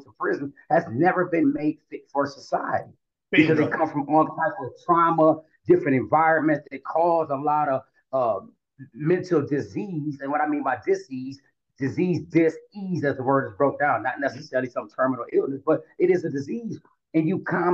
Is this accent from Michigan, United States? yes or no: yes; Flint, Michigan, United States; moved away as an adult; now in Atlanta, United States; I'm from Flint, Michigan, born and raised.